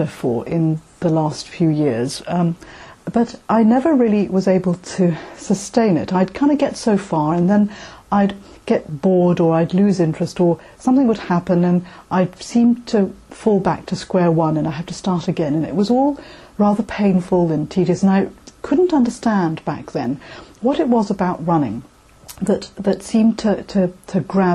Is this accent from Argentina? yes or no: no; Malaysia; now in London, United Kingdom; I was born in Malaysia and I currently live in London